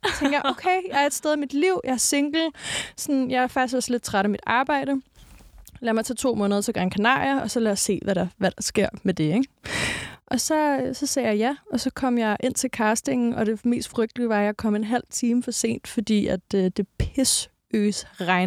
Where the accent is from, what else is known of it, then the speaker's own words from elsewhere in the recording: Næstved, Zealand, Denmark; jeg er fra Næstved. Altså, sådan, jeg er fra provinsen